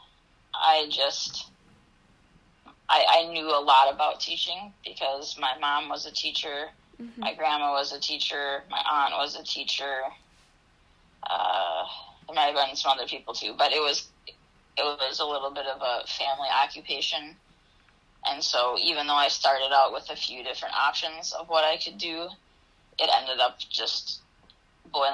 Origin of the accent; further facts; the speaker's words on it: Wausau, Wisconsin, United States; also born or lived in Eau Claire, Wisconsin / Altoona, Wisconsin; I grew up in Wausau, Wisconsin, and I graduated from Wausau East High School